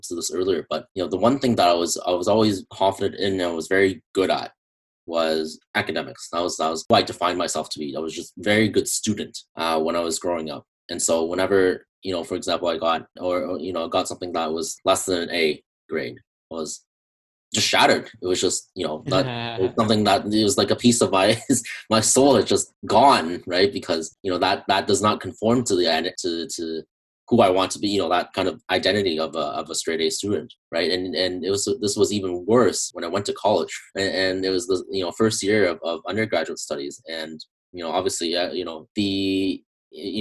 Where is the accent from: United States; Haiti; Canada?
Canada; I'm from Canada